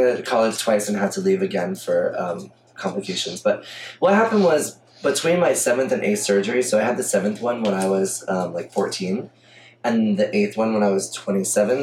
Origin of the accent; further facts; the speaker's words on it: Coral Springs, Florida, United States; moved away as an adult; also born or lived in Miami / New York; now in Atlanta, United States; I grew up in Fort Lauderdale, Coral Springs to be technical